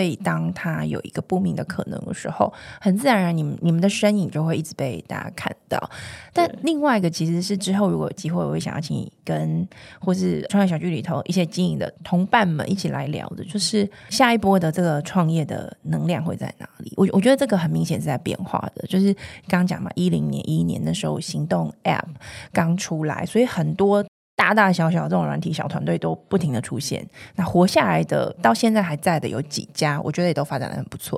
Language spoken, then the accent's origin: Chinese; Taiwan; 我们的生长的这个地方，我们的故乡